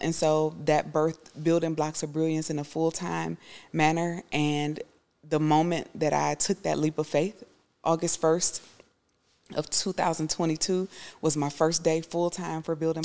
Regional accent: United States; I would be sometimes the only person from America

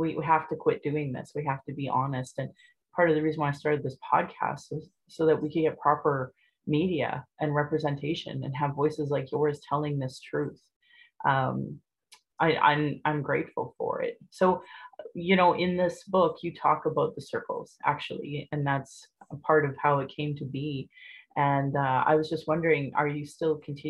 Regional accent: Sylvan Lake, Alberta, Canada; also born or lived in Calgary; I grew up in Sylvan Lake, and I graduated high school there in 1994

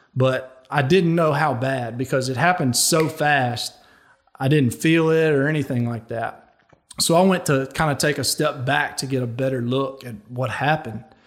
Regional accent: Louisiana, United States; I chose to go play for my home state school, the L S U Tigers

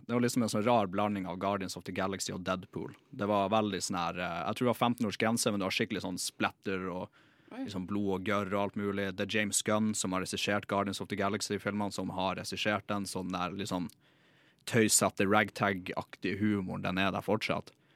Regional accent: Alta, Finnmark, Norway; moved away

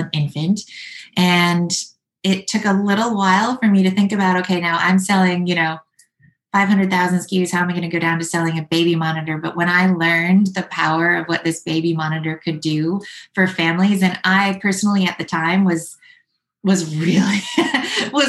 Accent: Midwest, United States; moved away as an adult; also born or lived in New York; I'm actually from the Midwest, but I moved to New York to live the artist dream

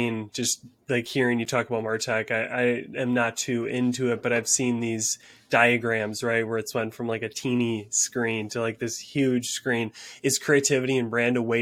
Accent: Green Bay, Wisconsin, United States; I'm from Wisconsin, Green Bay

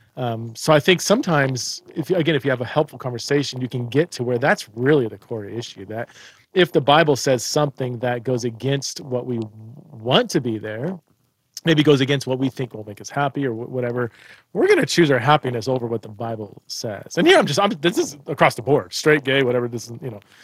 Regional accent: United States; I'm an American

